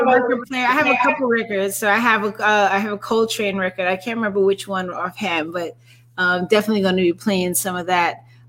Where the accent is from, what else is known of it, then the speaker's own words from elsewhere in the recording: New York City, New York, United States; NYC represent. Absolutely. I'm from New York too.